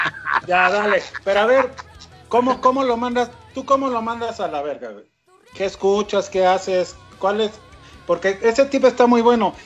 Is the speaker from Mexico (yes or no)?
yes; Mexico; un poco como mexicano